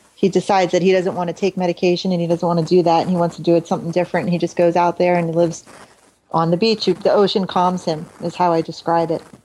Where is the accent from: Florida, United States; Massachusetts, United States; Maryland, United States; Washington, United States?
Florida, United States; Hollywood; also born or lived in Philadelphia, Pennsylvania; I was there from when I was about 12 years old